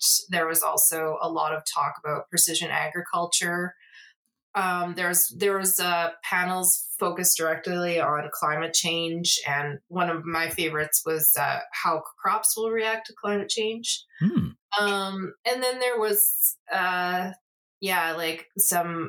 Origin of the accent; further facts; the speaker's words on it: Saskatoon, Saskatchewan, Canada; Saskatoon in my hometown.